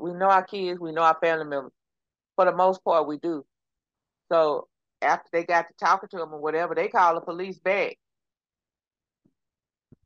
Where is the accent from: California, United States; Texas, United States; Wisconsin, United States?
Texas, United States; accent: Texas; my Texas accent